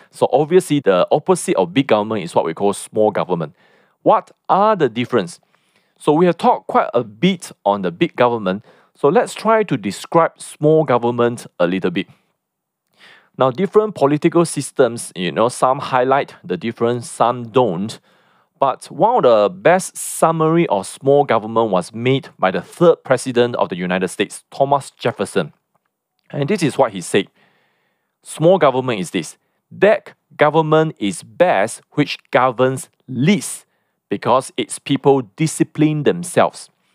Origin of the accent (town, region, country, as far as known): Malaysia